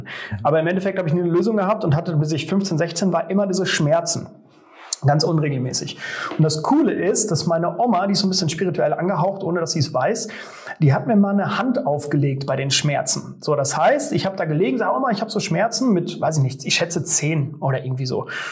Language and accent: German; Sauerland, North Rhine-Westphalia, Germany; moved away as an adult; also born or lived in Cologne / Neuenrade; in Sauerland, meine Heimat, von Köln wieder zurück